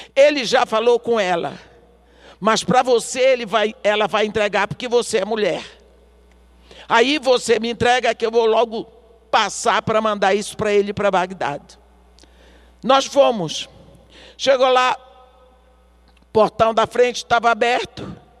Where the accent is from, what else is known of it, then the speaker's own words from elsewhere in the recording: Brazil; Eu sou brasileira. Aqui no Brasil